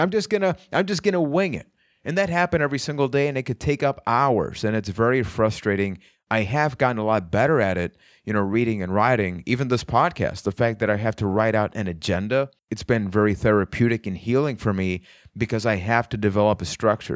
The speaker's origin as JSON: {"language": "English", "country": "Puerto Rico", "said": "I am from Puerto Rico"}